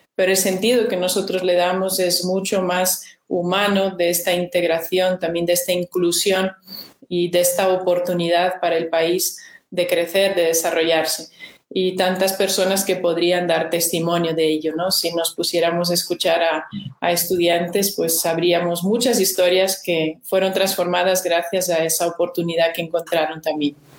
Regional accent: Brazil; Spanish is a second language; moved away as an adult; also born or lived in Peru / Spain; now in Loja, Ecuador; yo soy nacida en Brasil, soy brasileña, viví ahí hasta mis 20 años

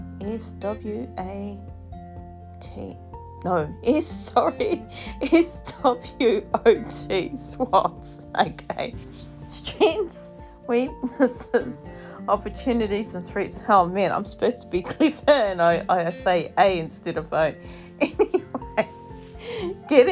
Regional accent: New Zealand; now in Australia; I am Māori, still Māori, true blue Māori from New Zealand. Yes, I am Indigenous, and of course I live here, and yes, I come from New Zealand, but I live here in Australia

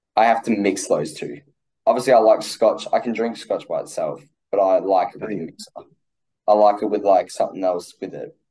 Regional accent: Australia; I'm Australian.

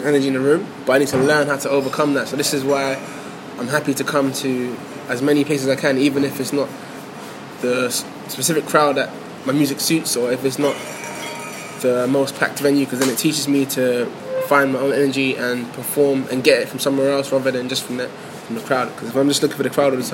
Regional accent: Ghana; I'm from Ghana, I'm African

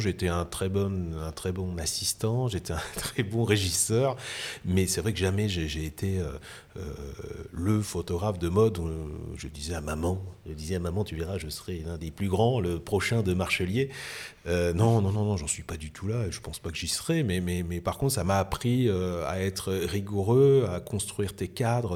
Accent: France; accent: French; avec mon accent euh, français, hein, parce que je parlais très mal anglais

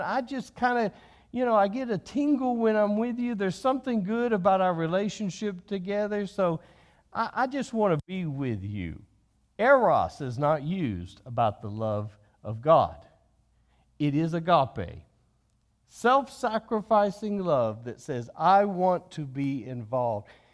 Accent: United States

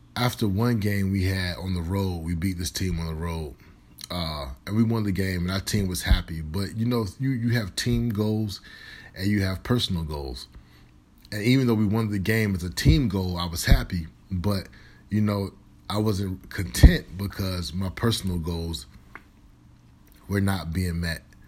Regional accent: Virginia, United States; moved away as an adult; also born or lived in Minnesota; I'm originally from Virginia

